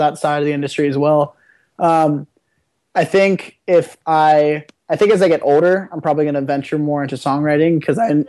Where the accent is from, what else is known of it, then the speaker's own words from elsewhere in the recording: Ohio, United States; now in Malibu, United States; growing up in Ohio and then moving to Malibu, moving to California